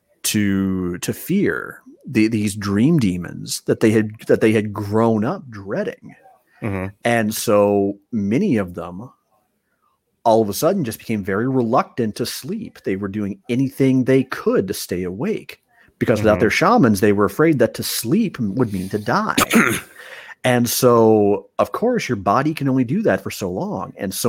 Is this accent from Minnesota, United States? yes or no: yes; Spring Lake Park, Minnesota, United States; when I was growing up in Spring Lake Park, Minnesota